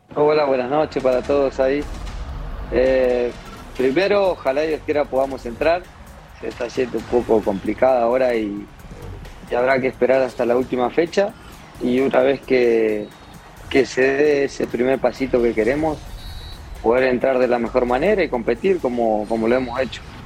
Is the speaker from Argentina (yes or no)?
yes; Argentina; now in Mexico; yo tengo sangre argentina, soy bien argentino, pero me crié futbolísticamente también mucho tiempo acá en México